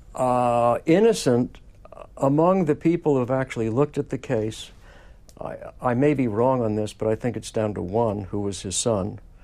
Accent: New York City, New York, United States; I grew up in Manhattan and walked all over lower Manhattan as a kid in those years

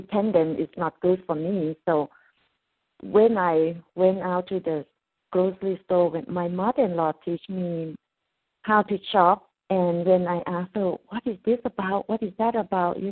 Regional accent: Thailand; English is a second language; moved away as an adult; I come from Thailand and I don't have opportunity or second chance to go back to school to learn English

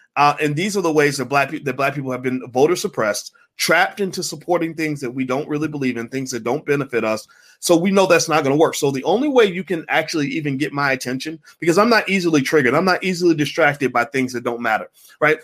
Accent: Kentucky, United States; moved away; I grew up in Kentucky

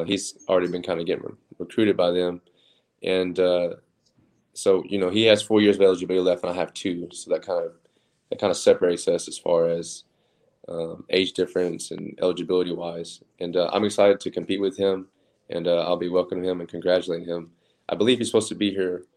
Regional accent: Oklahoma City, Oklahoma, United States; moved away as an adult; also born or lived in Texas; I'm from Oklahoma City, so we can get four seasons in one day in Oklahoma

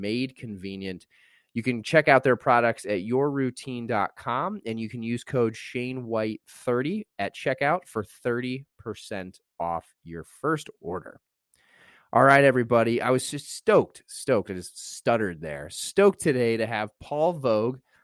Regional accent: Indiana, United States; moved away; I was from Indiana

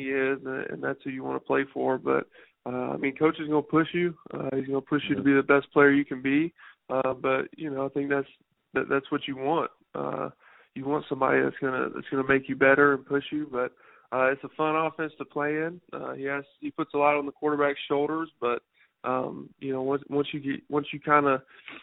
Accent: South Carolina, United States; moved away as an adult; also born or lived in Colorado; play for my home state

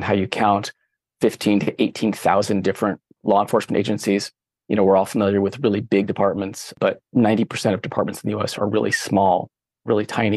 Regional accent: San Francisco Bay Area, California, United States; moved away as an adult; also born or lived in Berkeley, California; now in Maine, United States; I grew up in the San Francisco Bay Area in the late 80s, early 90s.

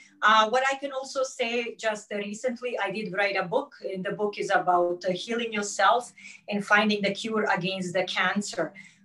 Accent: Canada; First of all … I'm Canadian or Greek Canadian.

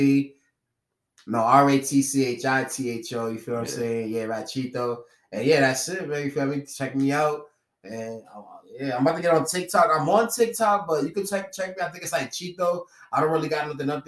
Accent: Brockton, Massachusetts, United States; I love my city.

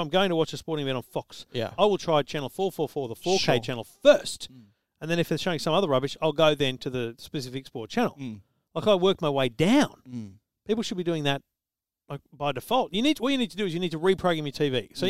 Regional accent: Griffith, New South Wales, Australia; I grew up in Griffith

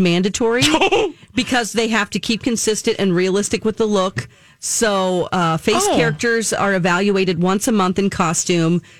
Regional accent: Orange County, California, United States; I'm from Orange County, California

